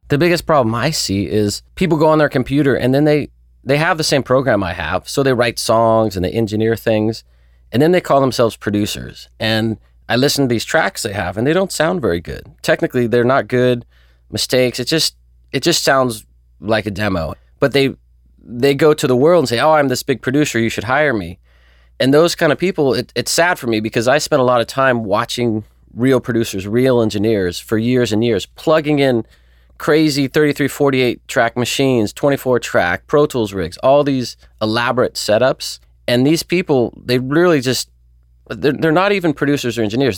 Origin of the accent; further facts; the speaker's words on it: Newport Beach, California, United States; also born or lived in Chico, California; Grew up Newport Beach, California. Lived there most of my life.